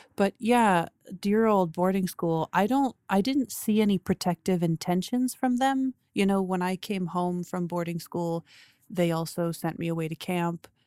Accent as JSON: {"language": "English", "town": "Toronto", "region": "Ontario", "country": "Canada", "tie": "born or raised there", "said": "we moved to the farm when I was four. I grew up in Toronto"}